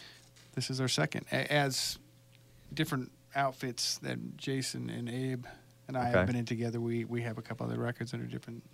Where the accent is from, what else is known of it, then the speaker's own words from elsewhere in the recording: Inglewood, California, United States; I'm from Los Angeles, born in Inglewood.